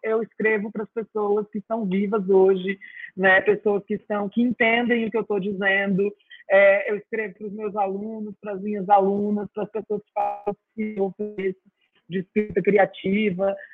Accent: interior of São Paulo, Brazil; moved away as an adult; also born or lived in Campinas / Guatapará / Ribeirão Preto / Franca; now in Ceará, Brazil; até os meus 11 anos, eu morei na zona rural. E aí depois, quando fiz 12, 11, 12, fomos para a cidade e morei em várias cidades do interior de São Paulo

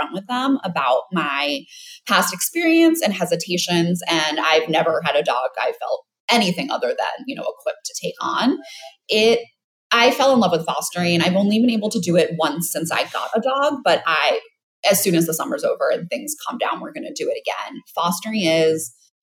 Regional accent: New York City, New York, United States; I am from New York City

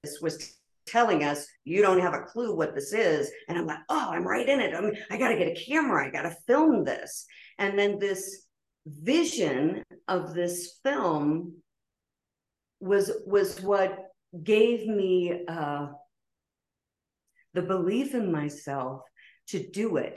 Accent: Pennsylvania, United States; moved away as an adult; the small town, humble beginnings where I grew up in Pennsylvania

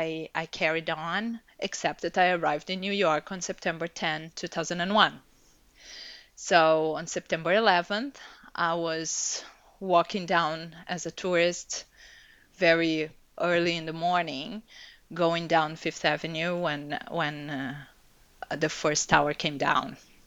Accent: Brazil; So I was born and raised in Brazil. My mom is from a German family and my father is Italian.

